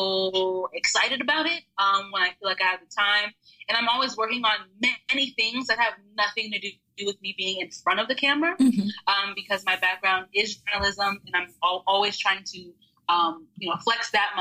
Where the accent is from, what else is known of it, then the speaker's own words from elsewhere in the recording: Texas, United States; also born or lived in Austin, Texas; I consider myself a Texan now. I've been here since I was 12